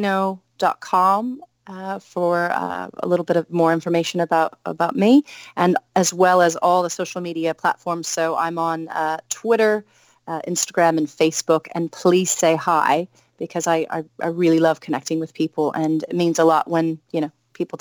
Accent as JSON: {"language": "English", "town": "Salem", "region": "Oregon", "country": "United States", "said": "Yeah, I'm from Salem, Oregon."}